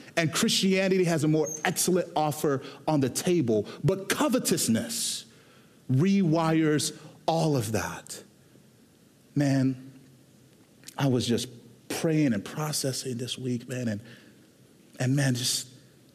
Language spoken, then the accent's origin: English; Houston, Texas, United States; I was born and raised in Houston, Texas